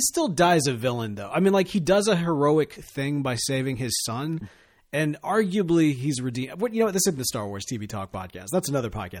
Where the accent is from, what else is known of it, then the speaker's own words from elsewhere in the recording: Mississippi, United States; I grew up here in Mississippi